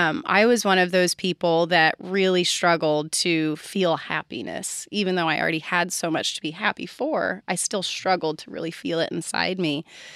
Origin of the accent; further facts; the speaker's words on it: California, United States; I'll start by saying that I was raised in California.